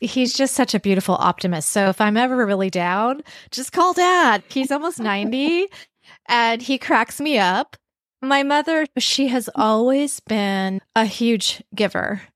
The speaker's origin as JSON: {"language": "English", "town": "Vancouver", "region": "British Columbia", "country": "Canada", "tie": "born or raised there", "said": "I grew up in Vancouver, B C"}